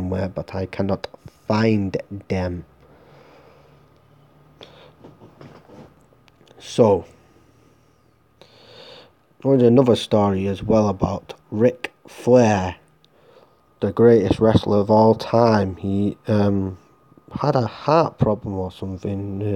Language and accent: English; Ireland; I'm Irish